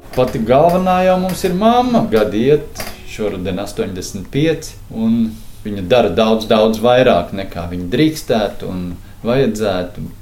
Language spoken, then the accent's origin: Latvian; Valmiera, Vidzeme, Latvia; Mēs esam uh, Valmjerā šķiedras bērni